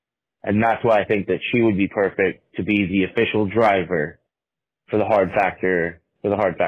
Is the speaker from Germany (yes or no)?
no; California, United States; I'm from California.